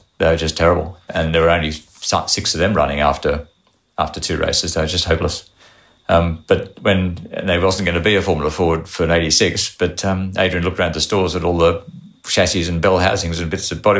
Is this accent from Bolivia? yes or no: no; Australia; But being from Australia, I submitted a resume.